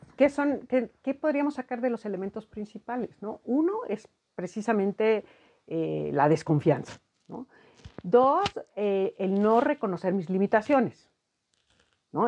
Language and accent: Spanish; Mexico; nuestra propia cultura como mexicanos